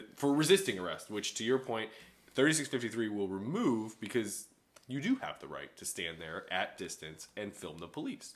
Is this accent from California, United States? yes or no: no; Chicago, Illinois, United States; growing up in Chicago